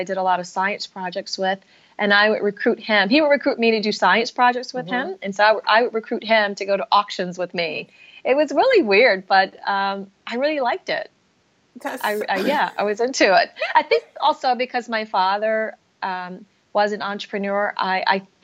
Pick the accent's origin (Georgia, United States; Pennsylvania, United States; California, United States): Georgia, United States; Atlanta; moved away as an adult; also born or lived in Massachusetts; I was raised in Atlanta, Georgia.